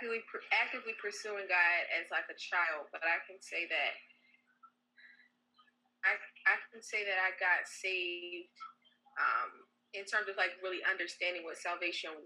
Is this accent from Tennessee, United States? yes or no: no; Baltimore, Maryland, United States; moved away as an adult; now in Philadelphia, United States; I'm originally from Baltimore, Maryland